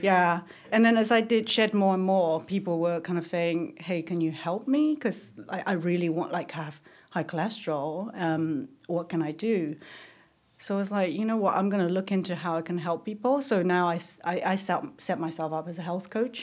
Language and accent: English; Taiwan; moved away; I grew up in Taiwan where they, you know, pesticides everywhere